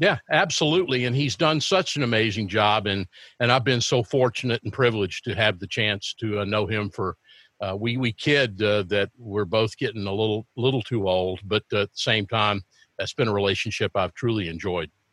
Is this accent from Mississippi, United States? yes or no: yes; Corinth, Mississippi, United States; also born or lived in Texas / Tupelo, Mississippi; I grew up a large, at least a chunk of my life in the state of Mississippi. I, I grew up in North Mississippi in Alcorn County, in Corinth, and in Tupelo, Mississippi